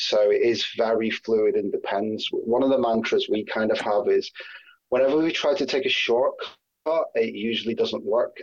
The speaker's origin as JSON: {"language": "English", "region": "Scotland", "country": "United Kingdom", "moved": "yes", "lives_now": "Sheffield, United Kingdom", "said": "I'm Scottish originally"}